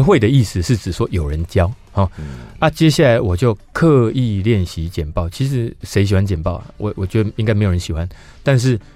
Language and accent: Chinese; Yunlin County, Taiwan; 因为我是云林县长大的小孩